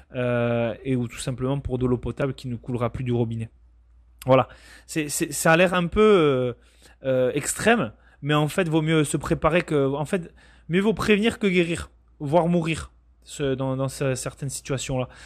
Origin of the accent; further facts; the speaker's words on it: Bayonne, Nouvelle-Aquitaine, France; moved away as an adult; also born or lived in Bordeaux; now in Canada; je viens du Pays Basque pour être très précis. Donc c'est une région du sud-ouest de la France à la frontière espagnole très exactement de Bayonne